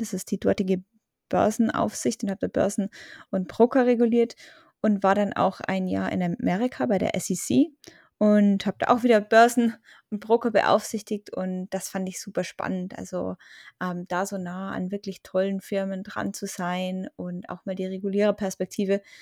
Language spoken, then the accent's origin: German; Germany; bei uns in Deutschland